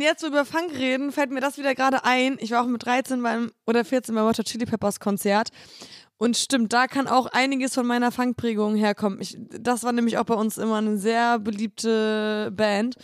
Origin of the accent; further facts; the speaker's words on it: Poland; moved away; in meine Heimat fahren, weil ich wollte eigentlich gerne viel äh, mehr da arbeiten